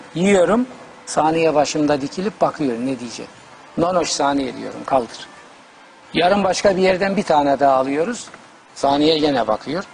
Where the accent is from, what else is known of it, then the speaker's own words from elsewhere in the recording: Trabzon, Turkey; moved away; also born or lived in Bayburt; Bizim Trabzon'da zaten yer elması veya patates denir.